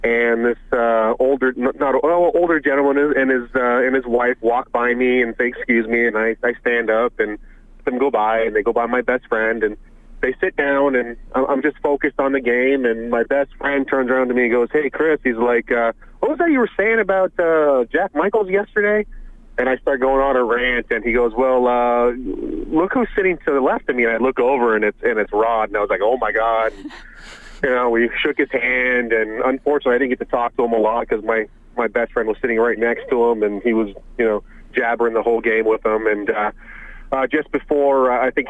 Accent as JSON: {"language": "English", "town": "Windsor", "region": "Ontario", "country": "Canada", "moved": "yes", "said": "I'm originally from Windsor, Ontario"}